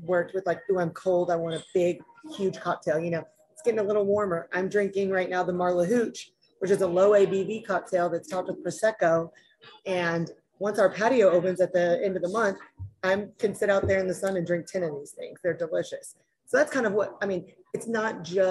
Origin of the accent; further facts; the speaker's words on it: right outside of Little Rock, Arkansas, United States; I grew up right outside of Little Rock, Arkansas